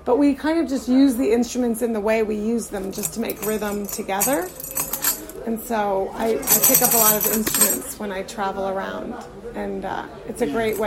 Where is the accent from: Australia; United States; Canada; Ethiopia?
United States; Arizona; now in Brooklyn, New York, United States; I was born in Arizona, which is even further away from here